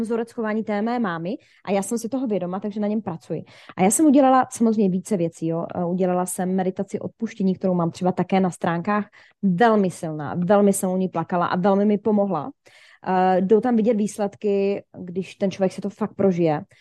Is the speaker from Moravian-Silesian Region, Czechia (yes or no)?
yes; Ostrava, Moravian-Silesian Region, Czechia; also born or lived in Šumperk; já původně pocházím ze Šumperka, kde jsem se narodila, mhm. do mých asi 12, 11 let, ne, do páté třídy si pamatuju, nevím, 10, do 10 let teda. A od 10 let uh, jsem teda v Ostravě